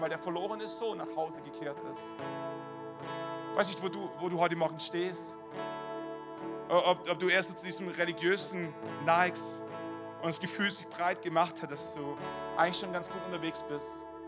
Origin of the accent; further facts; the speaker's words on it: Germany; als deutsche Staatsbürger